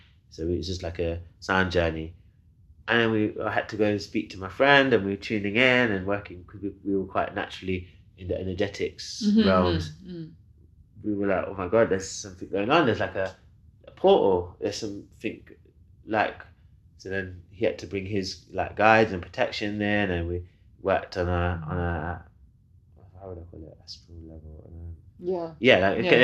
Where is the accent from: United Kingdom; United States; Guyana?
United Kingdom; Leicester, East Midlands; my hometown, Leicester.